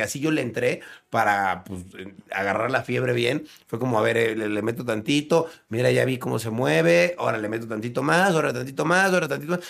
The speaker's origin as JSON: {"language": "Spanish", "country": "Mexico", "said": "Nosotros somos mexicanos"}